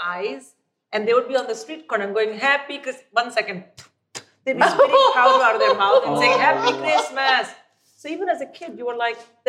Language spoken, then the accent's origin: English; India; I grew up in India with Santa.